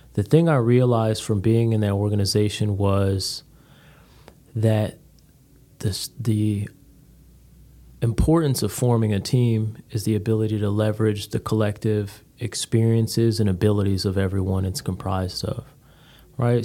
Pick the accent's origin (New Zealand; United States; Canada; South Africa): United States; Connecticut; moved away as an adult; originally from Connecticut, came down here by way of the Marines